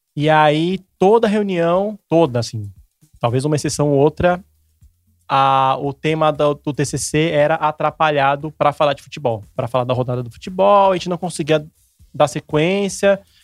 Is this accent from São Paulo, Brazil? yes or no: yes; São Paulo, Brazil; Eu morava em Santo, sou de Santo Amaro, zona sul de São Paulo